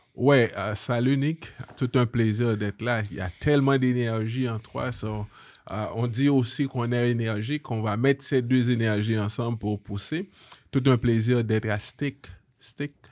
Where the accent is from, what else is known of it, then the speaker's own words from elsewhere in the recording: Haiti; moved away; un Haïtien, une famille haïtienne, on vient d'Haïti